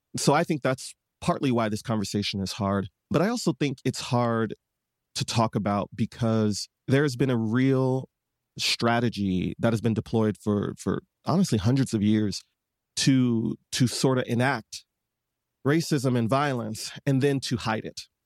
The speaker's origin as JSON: {"language": "English", "town": "Detroit", "region": "Michigan", "country": "United States", "tie": "born or raised there", "said": "I was born and raised in Detroit, Michigan"}